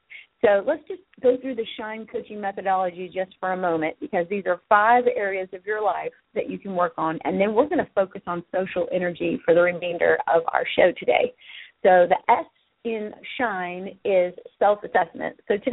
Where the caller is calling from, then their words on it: Sherrills Ford, North Carolina, United States; I am calling you from Cheryl's Ford, North Carolina